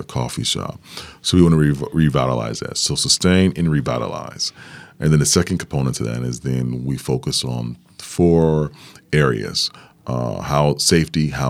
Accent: Milwaukee, Wisconsin, United States; Milwaukee native, born and raised in Sherman Park, which is a neighborhood in Milwaukee, here in Milwaukee.

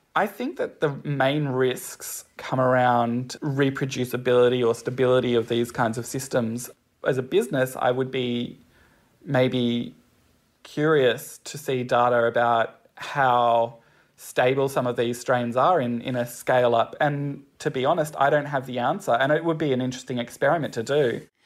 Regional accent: Newcastle, New South Wales, Australia; I grew up in Newcastle

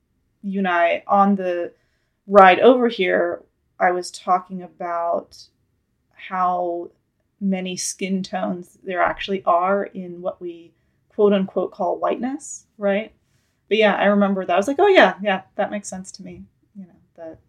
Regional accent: Russia; also born or lived in Ukraine; So I, you know this, but I grew up in Russia and then Ukraine.

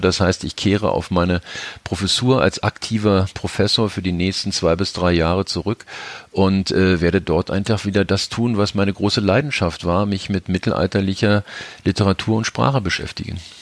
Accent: Berlin, Germany; also born or lived in Upper Rhine; als Berliner

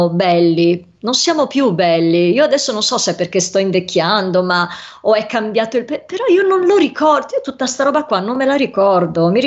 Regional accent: Venice, Veneto, Italy; io non credo di essere vabbè, a parte io sono veneziana, però voglio dire, Roma e guai chi l'Italia

